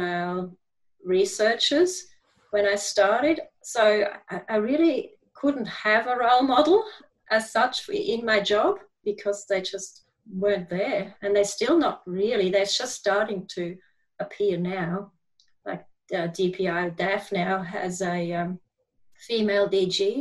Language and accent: English; Switzerland; moved away as an adult; now in Australia; in the German part, quite close to Zurich, but I grew up in a fairly small country town.